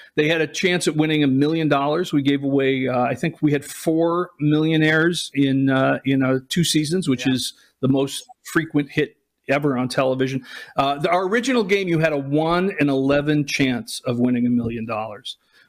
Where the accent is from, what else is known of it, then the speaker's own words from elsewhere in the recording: Los Angeles, California, United States; I'm from Los Angeles.